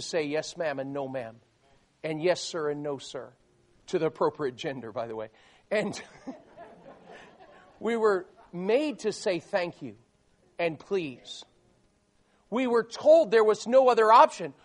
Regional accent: South Florida, United States; I grew up in South Florida. Um, my parents were both from New York City

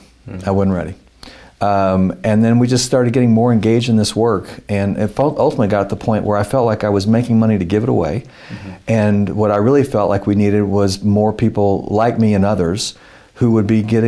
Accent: Dallas, Texas, United States; So I grew up in East Dallas, went to Dallas Independent School District, Brian Adams High School, class of 78.

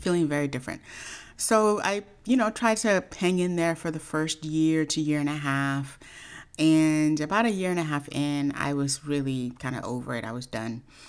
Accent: Oakland, California, United States; I grew up in Oakland, California.

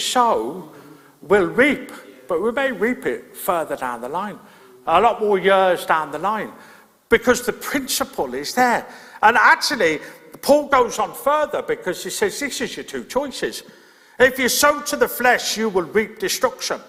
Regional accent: Birmingham, West Midlands, United Kingdom; moved away; I grew up in Birmingham

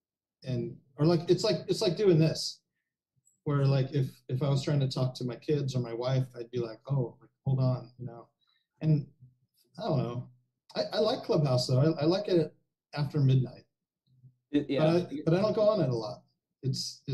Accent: Anaheim, California, United States; also born or lived in Fullerton, United States; I grew up in like the shitty parts of Orange County. You know, like Anaheim, Fuller

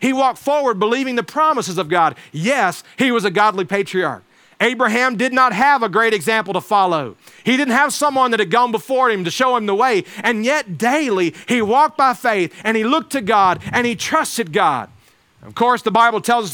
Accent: Alabama, United States; where I grew up in Alabama

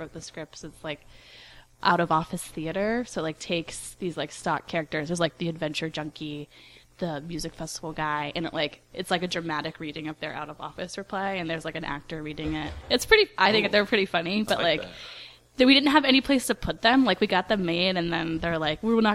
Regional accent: Pickerington, Ohio, United States; Columbus, Ohio, but a suburb of Columbus called Pickerington

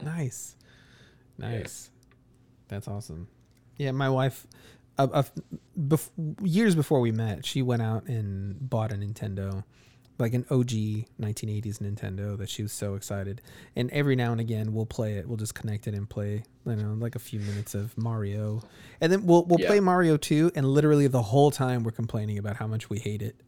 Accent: Chicago, Illinois, United States; I grew up in Chicago, so I've always been surrounded by massive swaths of people

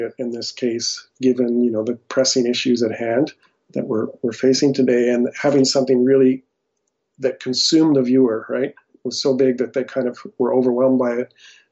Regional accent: Alberta, Canada; also born or lived in United States; So I was originally born in the U.S., but pretty early in my life, my family moved to Canada

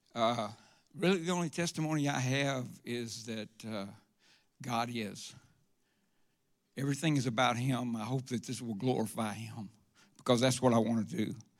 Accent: Forest Park, Georgia, United States; also born or lived in Atlanta, Georgia; I grew up in Forest Park. Uh, it's out near the airport

